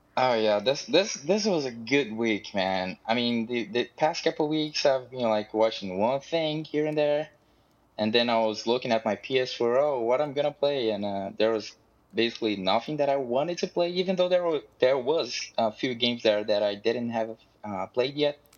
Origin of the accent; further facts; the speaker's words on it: Brazil; I'm from Brazil